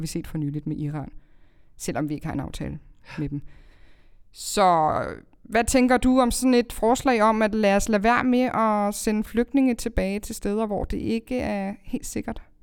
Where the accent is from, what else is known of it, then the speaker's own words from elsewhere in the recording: Greve, Zealand, Denmark; jeg er opvokset i Greve